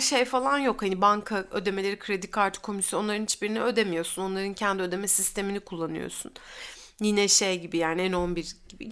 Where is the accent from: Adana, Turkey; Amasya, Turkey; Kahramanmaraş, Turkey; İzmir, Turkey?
İzmir, Turkey; also born or lived in Uşak; biz Bornovalıyız yani. Üç, üç kuşaktır Bornova'da oturuyoruz.